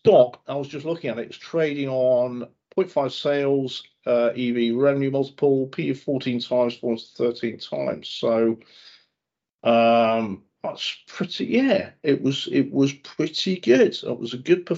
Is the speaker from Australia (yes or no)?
no; near Northwich, North West England, United Kingdom; I was born near Northwich